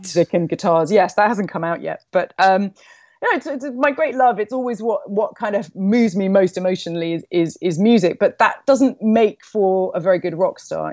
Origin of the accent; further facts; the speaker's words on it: London, United Kingdom; I grew up in London.